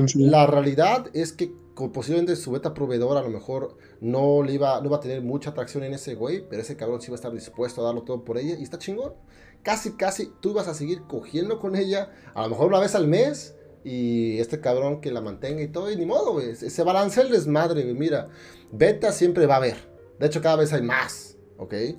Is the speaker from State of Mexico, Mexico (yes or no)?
yes; State of Mexico, Mexico; moved away; barrio allá el pinche estado de México. Yo soy de allá